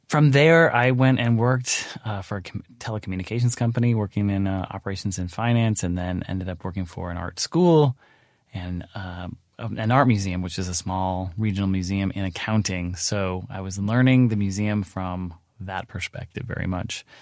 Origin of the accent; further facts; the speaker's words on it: Pacific Northwest, United States; moved away; I grew up in the Pacific Northwest.